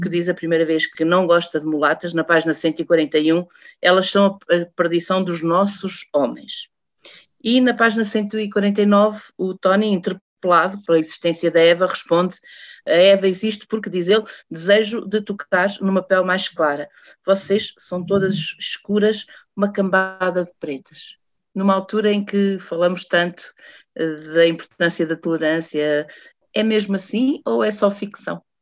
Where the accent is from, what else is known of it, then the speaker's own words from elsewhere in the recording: Portugal; Sendo portuguesa